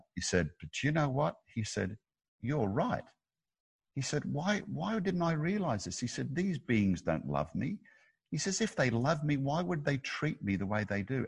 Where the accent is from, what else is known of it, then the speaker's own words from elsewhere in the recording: Australia; I'm an Aussie